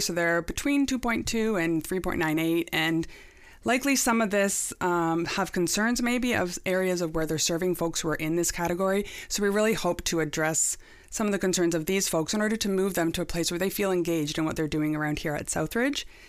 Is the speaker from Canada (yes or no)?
yes; Niagara, Ontario, Canada; also born or lived in Pelham; I'm born and raised in Niagara